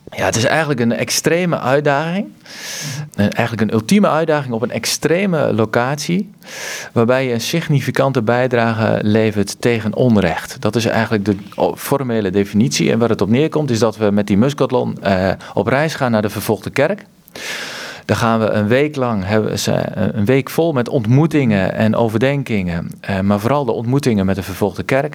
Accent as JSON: {"language": "Dutch", "town": "Kampen", "region": "Overijssel", "country": "Netherlands", "said": "bij Kampen, waar ik vandaan kom"}